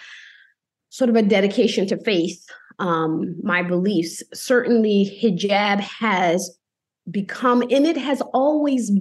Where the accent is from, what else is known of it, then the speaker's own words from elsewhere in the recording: United States; also born or lived in New Haven, Connecticut; I'm from America.